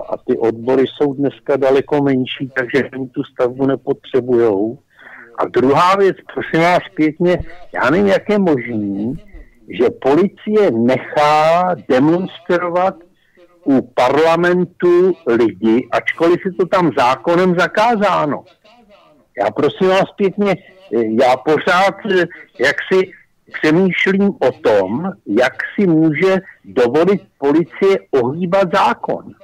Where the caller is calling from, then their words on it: Prague, Czechia; Eh, dobrý večer, já jsem z Prahy a já bych řekl dvě věci